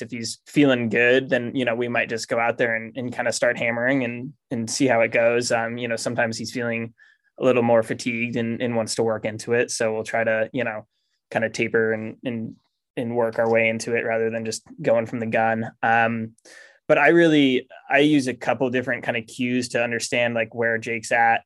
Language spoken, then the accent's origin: English; Maine, United States; moved away as an adult; I grew up in Maine